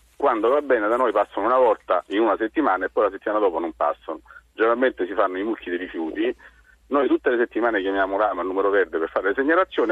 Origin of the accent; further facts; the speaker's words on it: Rome, Lazio, Italy; da romano